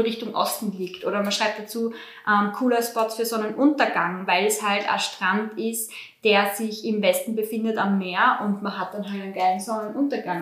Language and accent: German; Austria; bei uns in Österreich